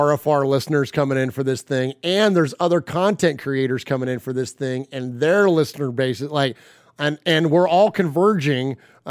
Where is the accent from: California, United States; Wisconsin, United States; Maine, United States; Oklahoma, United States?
California, United States; also born or lived in Middle Tennessee; now in Nashville, United States; So we're all originally from California, but we've relocated to Middle Tennessee. We live just outside of Nashville.